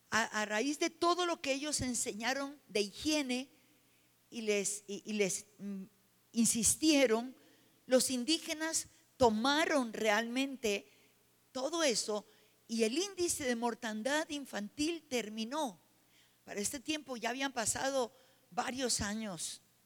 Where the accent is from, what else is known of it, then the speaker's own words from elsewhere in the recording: Colombia; moved away; la ciudad donde yo nací